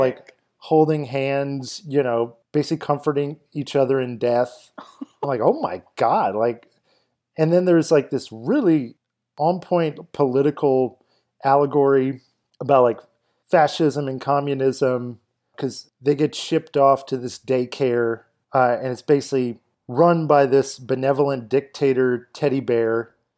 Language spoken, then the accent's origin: English; Kenner, Louisiana, United States; I grew up in Kenner for a big chunk of my life